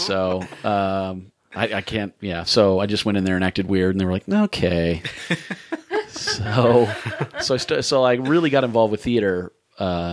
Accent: Columbia, South Carolina, United States; moved away as an adult; now in Atlanta, United States; I grew up in Columbia, the capital city

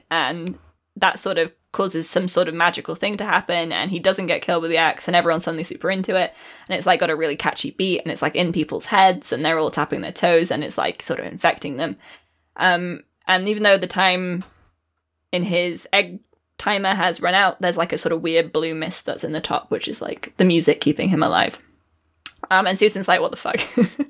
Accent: Virginia, United States; accent: Virginian; I used to have a an American accent. I used to have a Virginian accent, but then as soon as I started podcasting, it disappear

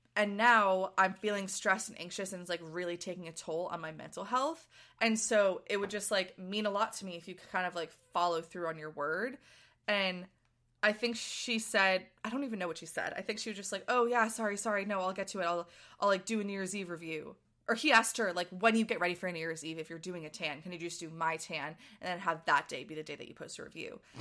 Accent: Boston, Massachusetts, United States; someone who grew up in Boston

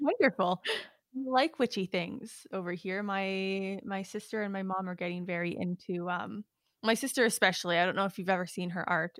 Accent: Prince Albert, Saskatchewan, Canada; moved away; back in my hometown in Prince Albert

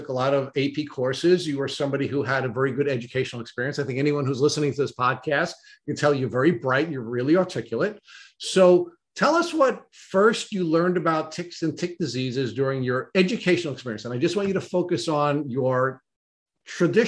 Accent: Long Island, New York, United States; growing up on Long Island

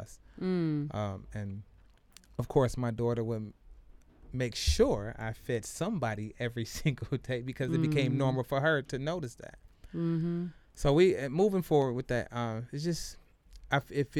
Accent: Detroit, Michigan, United States; I'm from the East Side

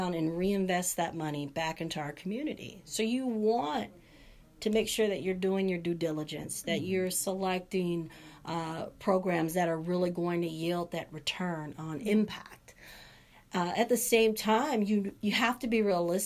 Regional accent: Los Angeles, California, United States; moved away as an adult; also born or lived in Charleston, South Carolina; now in Santa Cruz, United States; I'm someone who was born and raised in South Central Los Angeles

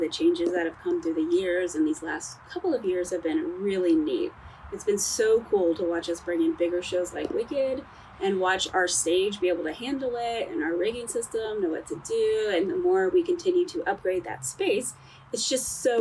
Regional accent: West Palm Beach, Florida, United States; now in Columbia, United States; I am originally from Florida, West Palm Beach, Florida

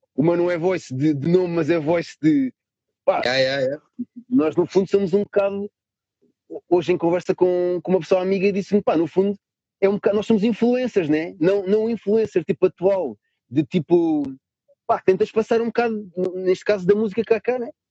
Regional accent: Lisbon, Portugal; Eu sou de Lisboa

